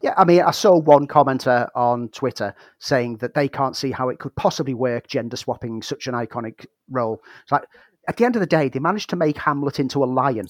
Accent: Liverpool, North West England, United Kingdom; I was born in Liverpool

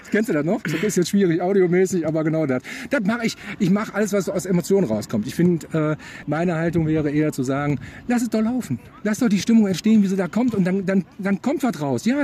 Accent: Mönchengladbach, North Rhine-Westphalia, Germany; born there; Ich komme ja eindeutig aus der Grashofzeit und äh, bin in Gladbach geboren.

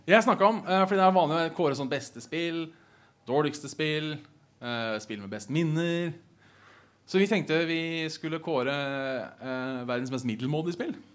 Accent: Hønefoss, Buskerud, Norway; now in Oslo, Norway; Jeg er fra Hønefoss

